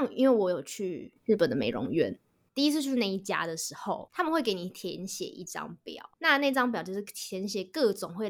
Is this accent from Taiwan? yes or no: yes; Taiwan; 我们台湾人对日本人的日本女孩子的印象是从小学就开始化妆，大家都很会化妆。